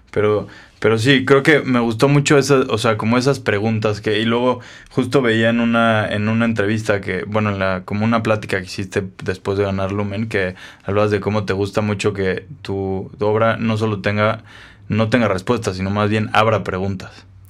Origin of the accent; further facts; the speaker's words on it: Mexico; nos inventamos como mexicanos